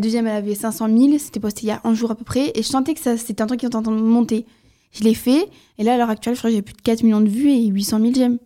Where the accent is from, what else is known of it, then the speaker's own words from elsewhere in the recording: southern France, France; je viens du Sud